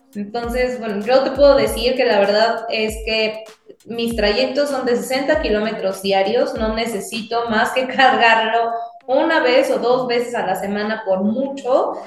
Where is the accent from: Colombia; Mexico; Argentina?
Mexico; somos personas mexicanas